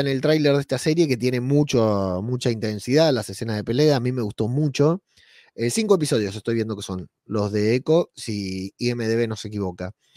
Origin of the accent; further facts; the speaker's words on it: Argentina; moved away as an adult; now in Spain; Hoy se cumplen dos años de que me fui de Argentina mañana se cumplen dos años, el 12 de noviembre se cumplen dos años de que llegué a España